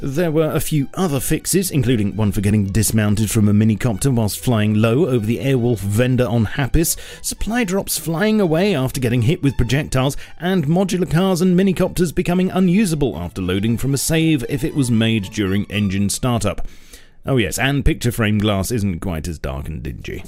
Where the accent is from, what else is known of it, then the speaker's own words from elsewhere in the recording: England, United Kingdom; as an Englishman